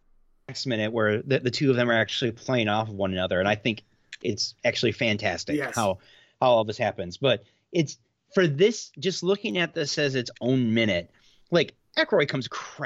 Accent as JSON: {"language": "English", "region": "Southwest Michigan", "country": "United States", "tie": "born or raised there", "said": "I grew up in Southwest Michigan."}